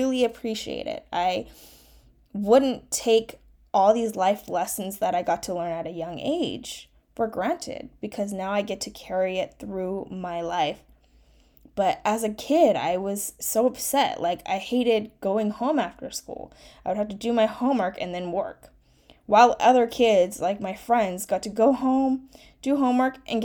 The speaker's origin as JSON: {"language": "English", "country": "United States", "first_language": "Mandarin Chinese", "second_language": "English", "said": "I'm a first-generation Chinese-American, where Chinese Mandarin was actually my first language that I spoke, and English my second"}